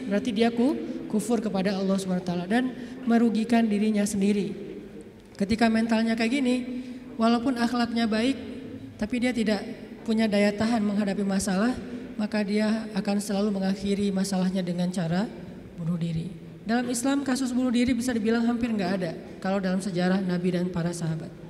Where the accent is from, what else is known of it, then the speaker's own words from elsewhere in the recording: Aceh, Indonesia; Kayak kita misalnya saya nih, orang Aceh, ketika saya berada di Sunda, di mana bumi dipijak, di situ langit dijunjung.